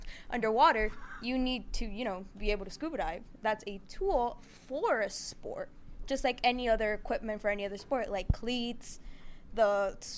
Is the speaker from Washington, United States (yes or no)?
no; Miami, Florida, United States; I'm from Miami